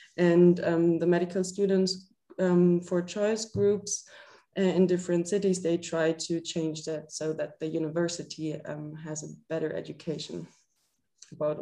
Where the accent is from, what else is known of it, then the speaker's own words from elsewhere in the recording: Freiburg, Baden-Württemberg, Germany; moved away as an adult; now in Würzburg, Germany; I'm like originally from Freiburg. I don't know if you know that that's in the southwest of Germany.